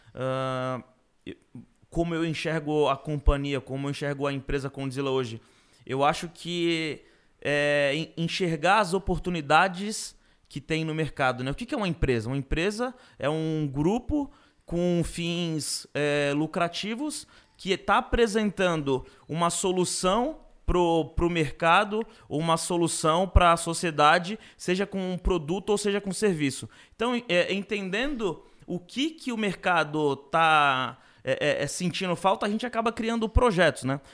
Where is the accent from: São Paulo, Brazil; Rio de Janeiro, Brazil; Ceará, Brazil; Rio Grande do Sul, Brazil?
São Paulo, Brazil; Guarujá; now in São Paulo, Brazil; quando eu morava no Gorujá, quando eu cresci no Gorujá